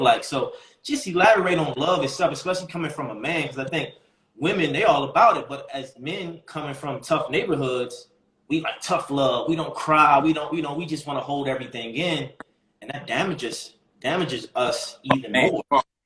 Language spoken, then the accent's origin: English; Baltimore, Maryland, United States; I grew up in Baltimore, so the men in my family was kingpins.